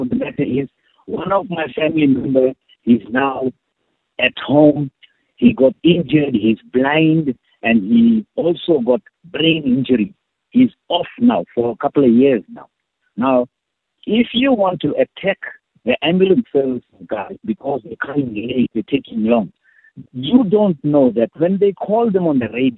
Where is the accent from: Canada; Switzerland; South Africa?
South Africa; Durban, KwaZulu-Natal; I'm from Durban, Natal.